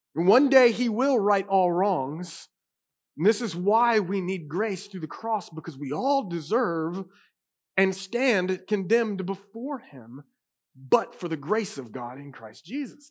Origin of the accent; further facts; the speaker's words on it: United States; I grew up in a Carolina cowboy home